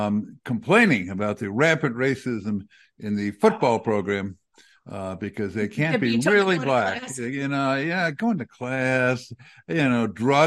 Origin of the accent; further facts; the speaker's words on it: New York, United States; now in Denver, United States; I was born in New York